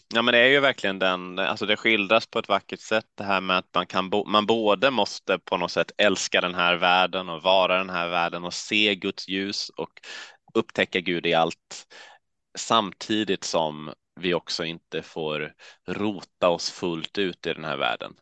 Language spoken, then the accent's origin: Swedish; Halmstad, Halland County, Sweden; now in Uppsala, Sweden; Åled utanför Halmstad där jag växte upp